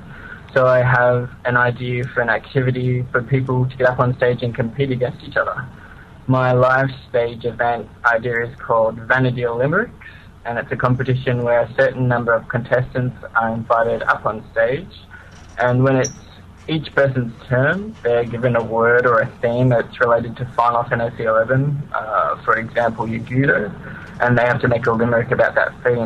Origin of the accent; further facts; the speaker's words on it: Australia; accent: convict accent; I'm from Australia